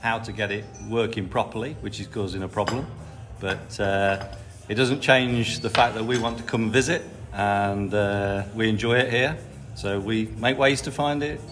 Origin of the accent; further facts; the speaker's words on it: Narborough, East Midlands, United Kingdom; accent: Midlands; I'm from Narborough in Leicester.